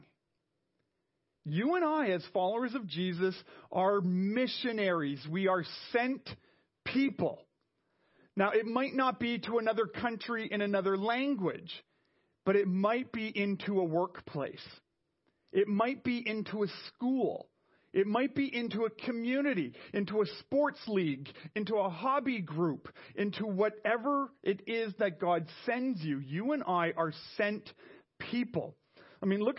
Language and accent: English; Montreal, Quebec, Canada; moved away; I was from Montreal, where we have a train.